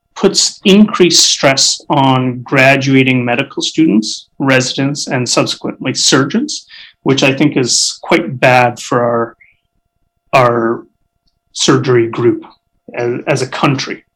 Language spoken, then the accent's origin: English; Canada; also born or lived in Alberta; as a Canadian society